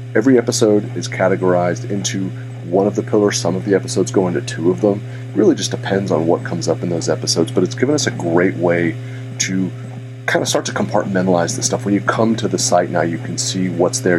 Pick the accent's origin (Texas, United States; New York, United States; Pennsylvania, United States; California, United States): California, United States; Santa Rosa; my hometown of Santa Rosa